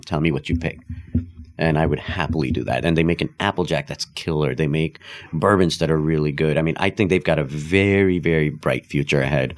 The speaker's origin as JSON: {"language": "English", "country": "Nepal", "tie": "born or raised there", "also_born_or_lived": "India", "first_language": "Hindi", "second_language": "English", "moved": "yes", "said": "I was born and raised in Nepal, actually. Uh, so Hindi was actually my first language because that's what my family spoke."}